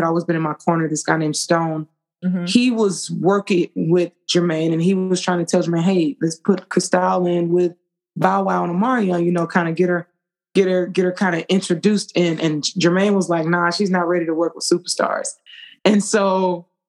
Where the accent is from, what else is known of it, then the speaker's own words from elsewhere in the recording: Atlanta, Georgia, United States; I'm from Atlanta